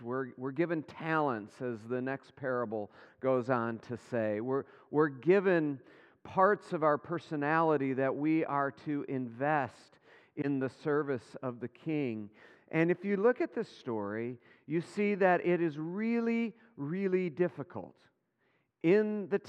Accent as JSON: {"language": "English", "region": "Michigan", "country": "United States", "tie": "born or raised there", "said": "Remember this even as a young man growing up in West Michigan."}